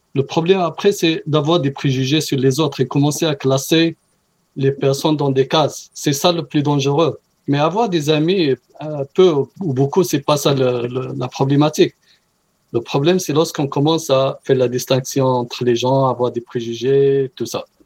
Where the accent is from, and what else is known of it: Morocco; now in Canada